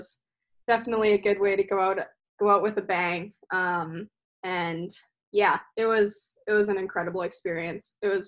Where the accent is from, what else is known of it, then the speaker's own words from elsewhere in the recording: Maple Grove, Minnesota, United States; We just used to go to open skate over at Maple Grove and kind of picked it up there